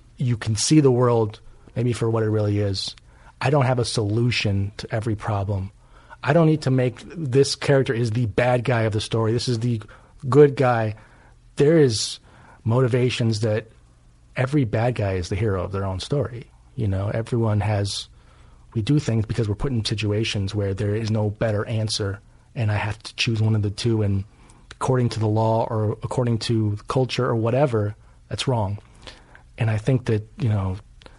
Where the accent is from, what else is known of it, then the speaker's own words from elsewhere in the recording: Los Angeles, California, United States; I was raised first in Hollywood and then we moved to Beverly Hills.